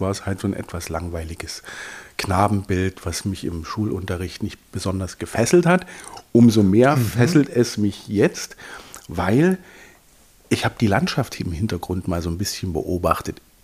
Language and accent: German; East Germany, Germany; born or raised there